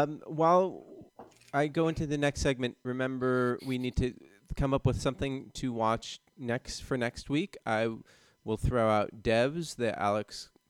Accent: Sweden; also born or lived in Denmark; now in Helsingborg, Sweden; from Sweden. A guy, 40 years old, who lives in Helsingborg. I've moved around a lot in Sweden and have lived in Denmark as well, and my family is both Danish and Swedish.

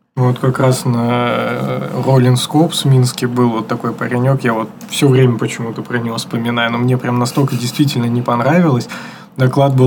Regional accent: Surgut, Khanty-Mansi Autonomous Okrug, Russia; а я из Сургута

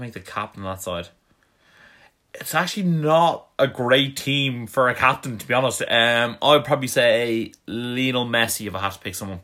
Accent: Ireland; we're from Ireland

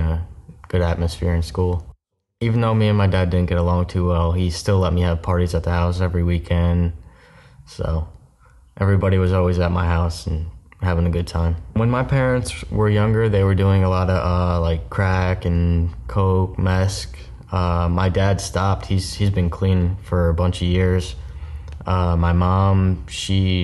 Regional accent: Newburgh, New York, United States; moved away as an adult; also born or lived in Florida; I was born in Newburgh, New York

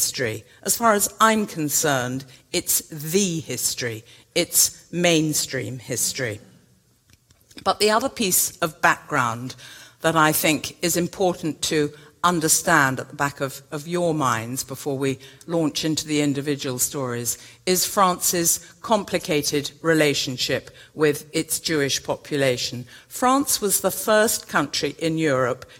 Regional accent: England, United Kingdom; as an English woman

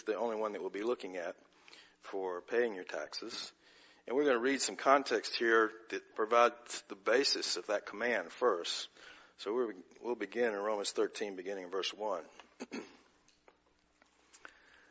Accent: United States; our heritage as American citizens

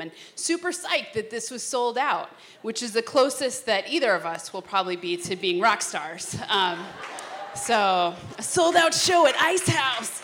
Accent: St. Louis Park, Minnesota, United States; I grew up in St. Louis Park, um, which, uh, if you don't know, is like God's country

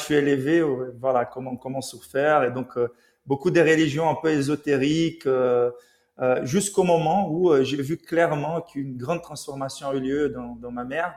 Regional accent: Rio de Janeiro, Brazil; now in Paris, France; je suis né à Rio, donc au Brésil

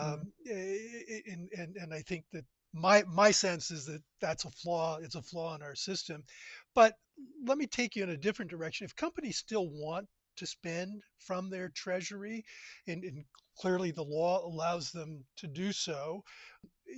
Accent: United States; also born or lived in South Carolina / Calgary, Canada; As an American, I live in South Carolina

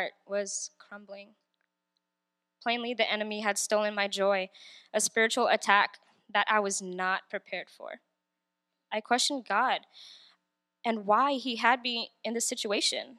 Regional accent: Southern California, United States; moved away as an adult; now in Northern Virginia, United States; I was born and raised in Southern California

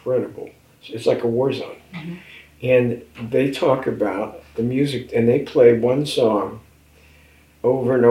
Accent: Newark, New Jersey, United States; I was from Newark

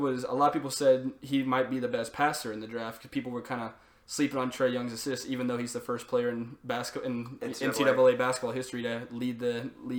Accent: Atlanta, Georgia, United States; I'm from Atlanta.

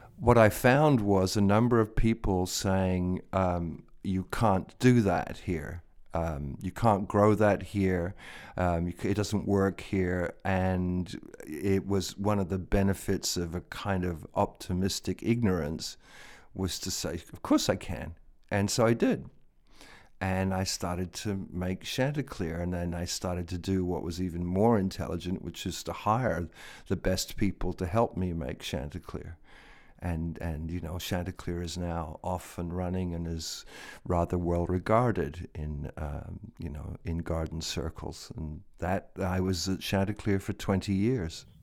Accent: London, United Kingdom; now in United States; I was born in London, And I was born not far from Regent's Park in London

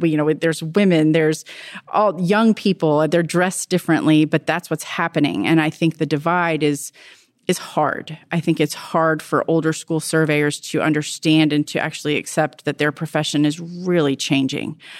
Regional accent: Virginia, United States; I'm from Virginia

